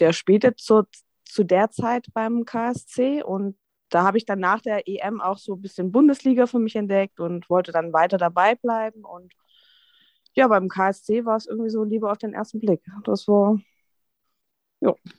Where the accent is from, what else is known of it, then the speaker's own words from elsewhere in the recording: Dresden, Saxony, Germany; now in Hamburg, Germany; Ich bin gebürtig aus Dresden